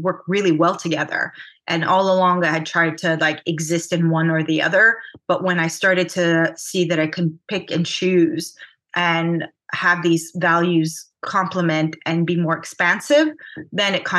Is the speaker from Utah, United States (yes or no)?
no; California, United States; also born or lived in Armenia; I grew up in California